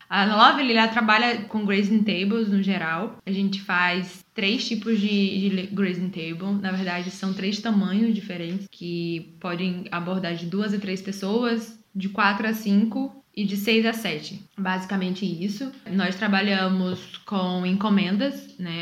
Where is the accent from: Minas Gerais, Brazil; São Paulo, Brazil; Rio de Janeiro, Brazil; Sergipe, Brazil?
Sergipe, Brazil; Aracaju; moved away as an adult; now in Portugal; sou brasileira, sou de Aracaju, Sergipe e moro aqui em Portugal basicamente mais dois anos